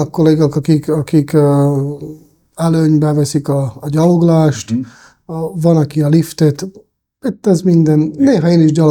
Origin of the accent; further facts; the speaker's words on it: Český Krumlov, South Bohemian Region, Czechia; born there; A nagyon egyszerű a válasz, Csehországban születtem én is, és a bátyám is, és ilyen, ilyen